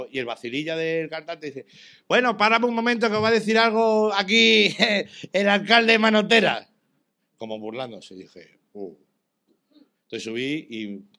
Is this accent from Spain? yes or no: yes; Extremadura, Spain; soy extremeño